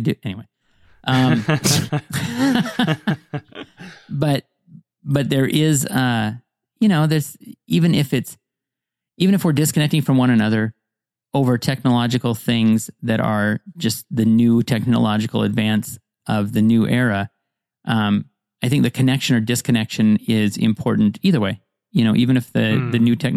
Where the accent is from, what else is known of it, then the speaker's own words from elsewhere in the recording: Montana, United States; I grew up in Montana